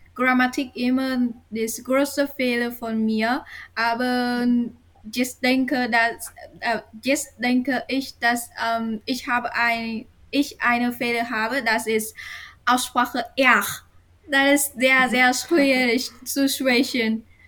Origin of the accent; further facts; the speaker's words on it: Sentai, near Hanoi, Vietnam; German is a second language; ich komme aus Sentai, ist äh, außerhalb der Hanoi, einer kleinen äh, Stadt.